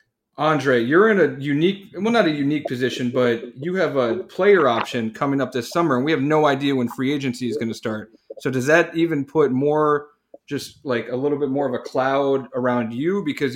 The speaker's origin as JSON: {"language": "English", "town": "Cleveland", "region": "Ohio", "country": "United States", "said": "I am from Cleveland"}